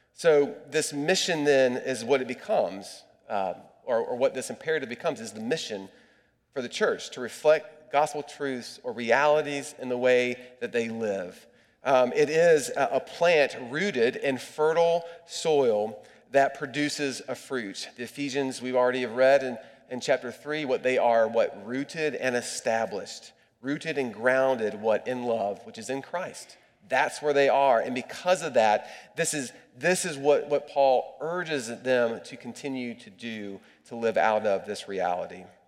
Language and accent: English; United States; As an American